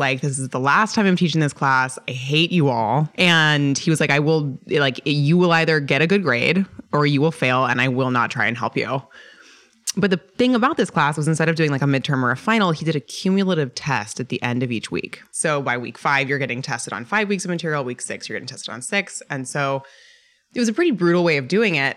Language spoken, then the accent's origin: English; Boulder, Colorado, United States; moved away; I'm originally from Boulder, Colorado.